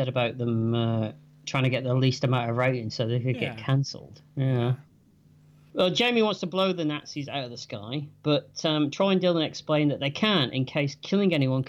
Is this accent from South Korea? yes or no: no; England, United Kingdom; We are English at the end of the day.